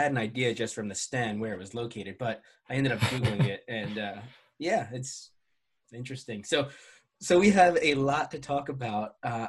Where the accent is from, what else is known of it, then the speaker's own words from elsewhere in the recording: United States; especially being an American